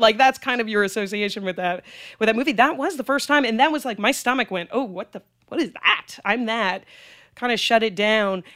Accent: Greenwich, Connecticut, United States; also born or lived in Manhattan, New York / Boston, Massachusetts; I actually went to junior high and high school in Greenwich, Connecticut

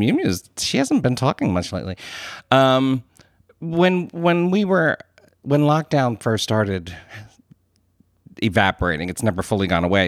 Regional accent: United States; I'm an Irish American

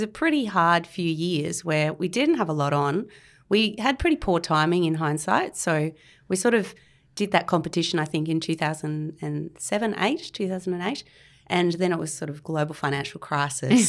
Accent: Canberra, Australian Capital Territory, Australia; now in Sydney, Australia; I grew up in Canberra

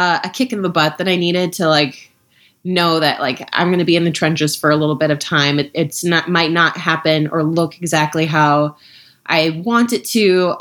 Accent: Minnesota, United States; moved away; also born or lived in Ohio / Washington, D.C.; I'm from Minnesota, grew up in Minnesota and Ohio

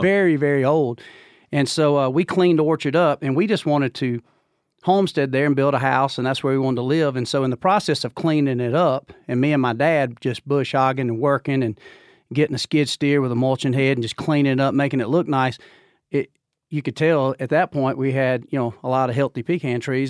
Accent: Georgia, United States; I'm from Georgia

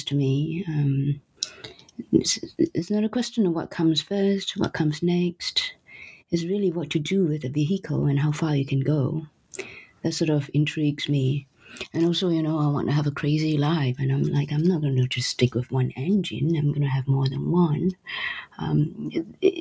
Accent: Singapore; also born or lived in United States / New York; now in Paris, France; I was born in Singapore, and I lived in United States, and then I lived for the rest of my adult life after New York in Paris

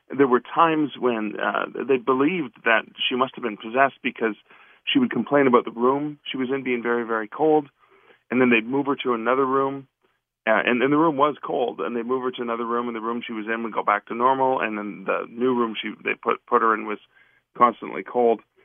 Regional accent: Canada; I'm from Canada myself

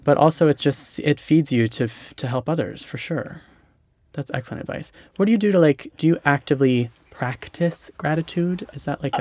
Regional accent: Hawaii, United States; moved away; I'm from Hawaii

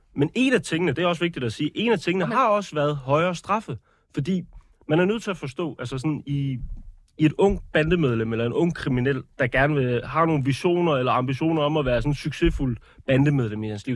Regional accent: Odense, Southern Denmark, Denmark; jeg kommer fra Odense

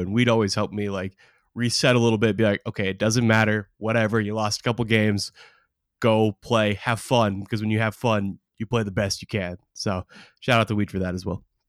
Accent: Oregon, United States; growing up in Oregon

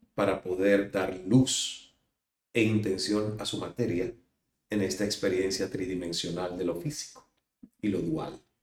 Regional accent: Cuba; now in Miami, United States; salir de Cuba

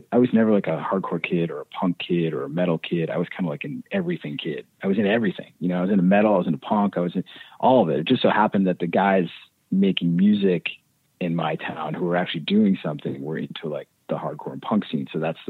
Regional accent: Clinton, Massachusetts, United States; Yeah, I was born in central Massachusetts and I grew up in a town called Clinton, Mass.

